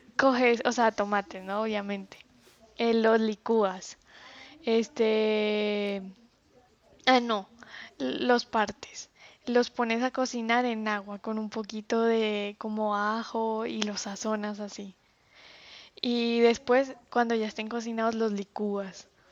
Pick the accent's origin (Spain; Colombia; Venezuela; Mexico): Colombia; La Guajira; moved away; also born or lived in Santa Marta, Colombia / Manizales, Colombia; nací en Santa Marta y me crié en La Guajira.